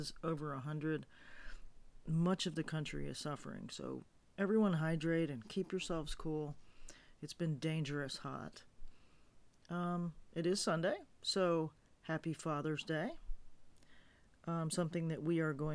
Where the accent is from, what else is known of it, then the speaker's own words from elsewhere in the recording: Florida, United States; moved away as an adult; now in Montana, United States; I grew up in Florida, and I've been gone for almost 2 years, living in Montana